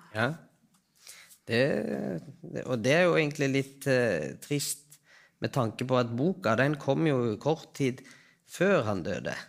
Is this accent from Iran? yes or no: yes; Iran; also born or lived in Trøndelag, Norway; now in Oslo, Norway; Jeg er fra Iran.